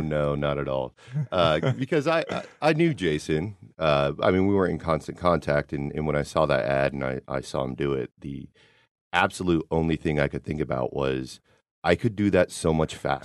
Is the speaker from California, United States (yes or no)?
no; Kansas City, Missouri, United States; We're all from Kansas City